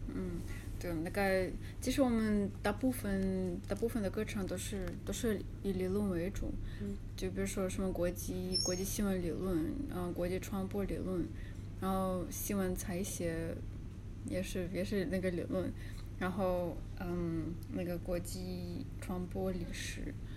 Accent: Kazan, Tatarstan, Russia; Chinese is a second language; moved away as an adult; now in Beijing, China; 那个本科是在，呃，嘎善那边上的

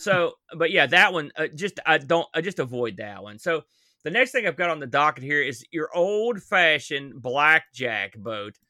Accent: New Jersey, West Virginia, United States; I'm from New Jersey

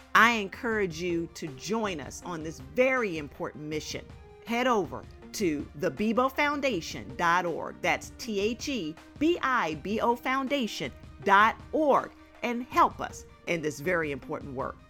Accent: Maryland, United States; my home state

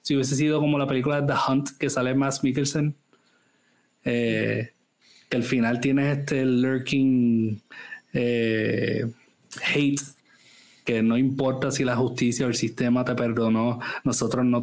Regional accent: Germany; now in France; no vamos a hablar francés porque vivimos en Francia y no, hablamos alemán porque yo soy alemana, solo hablamos inglés como un middle ground.

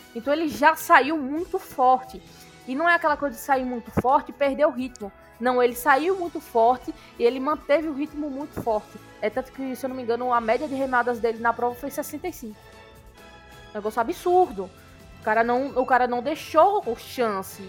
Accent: Brazil

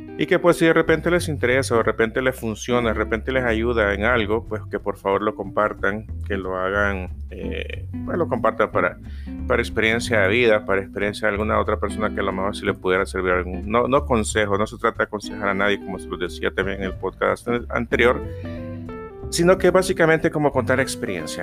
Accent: El Salvador; acá en mi país, El Salvador

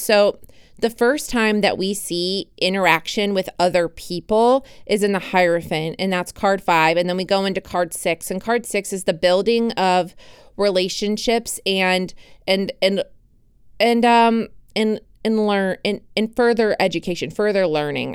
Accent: United States; as an American citizen

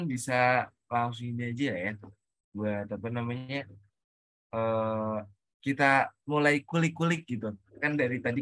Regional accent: Ponorogo, East Java, Indonesia; Dan aku asalnya dari Ponorogo dan juga dulu SMA-nya di MA Husnul Fatimah.

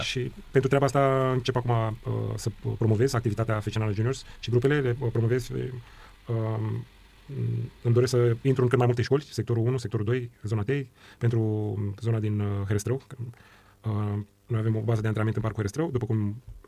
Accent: Bucharest, Romania; eu am crescut în, uh, în Ghencea

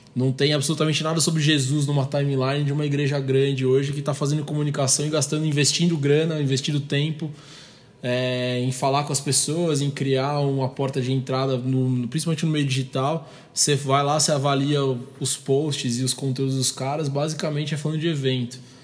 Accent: Brazil; a gente está no país do samba

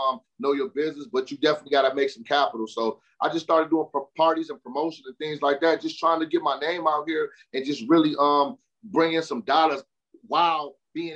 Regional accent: Michigan, United States; I'm from Michigan. I'm an artist from Michigan

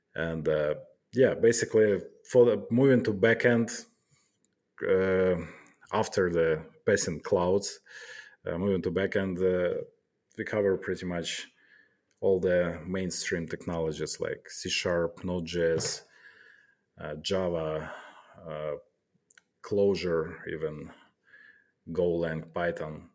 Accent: Kharkiv, Kharkiv Oblast, Ukraine; moved away as an adult; now in Poland; I'm from Kharkiv

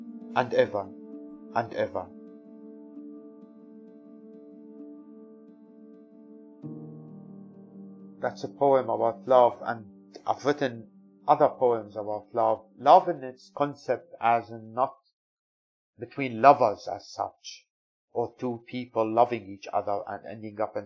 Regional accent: Syria; now in United Kingdom; I'm British Syrian poet of Kurdish origin

